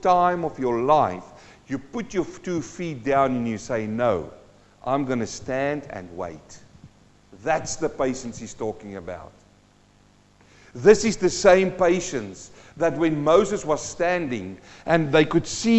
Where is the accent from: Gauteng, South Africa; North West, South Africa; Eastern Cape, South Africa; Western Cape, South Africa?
North West, South Africa; Western Transvaal; I grew up in Western Transvaal.